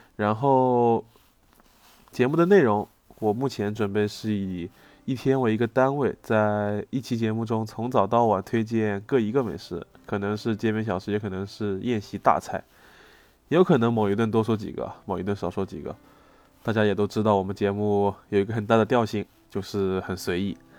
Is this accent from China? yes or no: yes; Jiangsu-Zhejiang, China; 我的家乡菜江浙菜